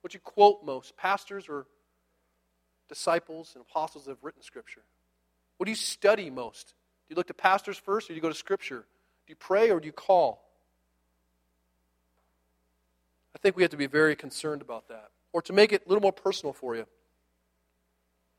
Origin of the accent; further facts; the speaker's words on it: United States; I'm an American